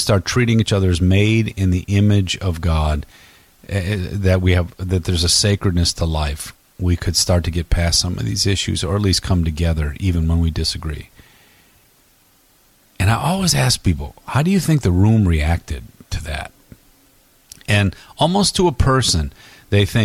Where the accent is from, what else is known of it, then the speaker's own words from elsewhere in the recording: Detroit, Michigan, United States; I grew up in Detroit